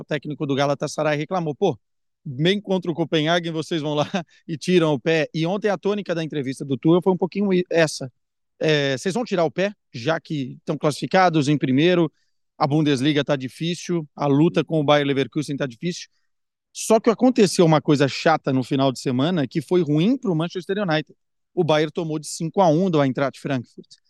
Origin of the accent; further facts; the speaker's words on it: Porto, Norte, Portugal; moved away; eu volto para minha terra, volto para o Porto